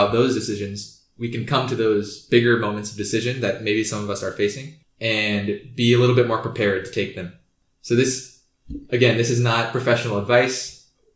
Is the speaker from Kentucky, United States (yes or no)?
no; Kansas City, Kansas, United States; I'm from Kansas City, Kansas